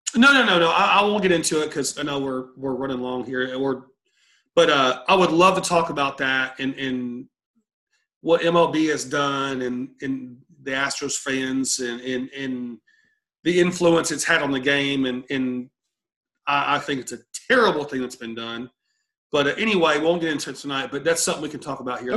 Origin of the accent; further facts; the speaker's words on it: College Station, Texas, United States; I grew up in College Station